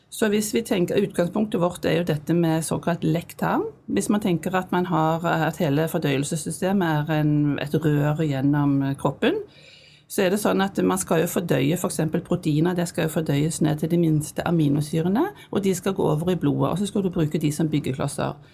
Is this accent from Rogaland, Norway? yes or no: yes; Stavanger, Rogaland, Norway; moved away as an adult; also born or lived in Bergen / Narvik; jeg er fra Stavanger, men jeg kom jo hit da i 1979, så jeg har jo studert her. Og vi bodde jo her i 15 år